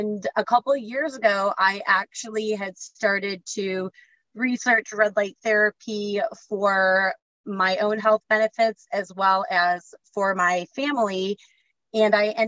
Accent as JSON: {"language": "English", "region": "Michigan", "country": "United States", "tie": "born or raised there", "said": "I grew up in Michigan"}